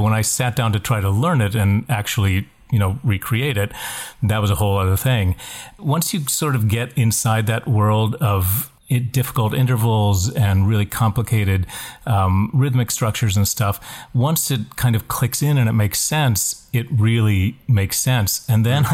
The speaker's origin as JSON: {"language": "English", "region": "West Virginia", "country": "United States", "tie": "born or raised there", "said": "when I grew up in West Virginia"}